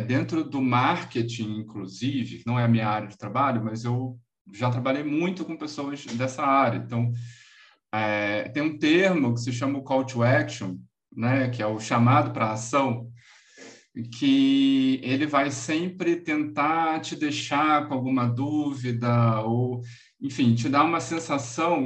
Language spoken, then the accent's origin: Portuguese; Rio de Janeiro, Brazil; sou carioca